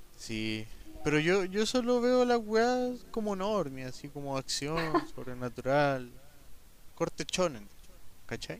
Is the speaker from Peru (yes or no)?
no; Colombia; now in Chile; Soy colombiano